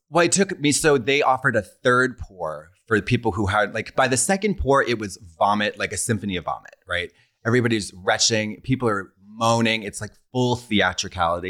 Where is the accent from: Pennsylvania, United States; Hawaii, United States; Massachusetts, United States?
Massachusetts, United States; Boston; moved away as an adult; now in Los Angeles, United States; I'm from Boston, and I've lived here for about seven years